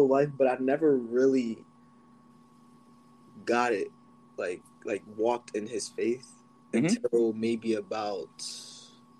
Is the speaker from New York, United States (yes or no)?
no; Pennsylvania, United States; I'm from Pennsylvania